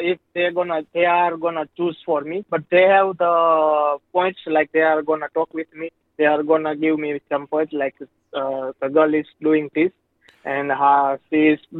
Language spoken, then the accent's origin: English; Gujarat, India; English is a second language; now in Sydney, Australia; I am from Gujarat.